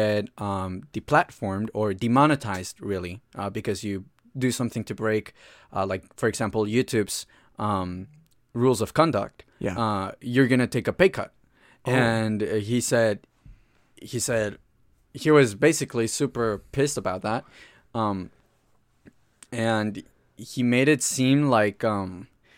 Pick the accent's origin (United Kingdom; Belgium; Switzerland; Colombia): Colombia; now in United States; When I speak Spanish, because I'm Colombian